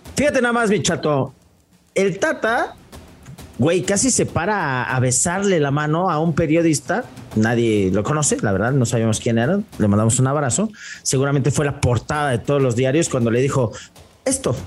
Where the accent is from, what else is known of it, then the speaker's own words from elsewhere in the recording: Mexico; siendo mexicano